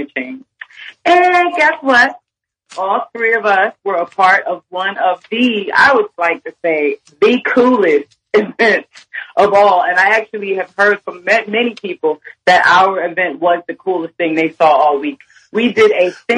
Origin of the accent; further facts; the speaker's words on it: New Jersey, United States; I'm from Jersey, which is right there by New York